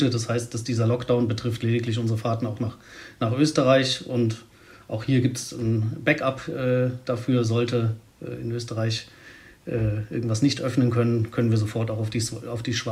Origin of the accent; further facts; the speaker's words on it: Hesse, Germany; als, äh, aus Hessen oder als Hesse geht man dann ja auch eher ab Weihnachten, Silvester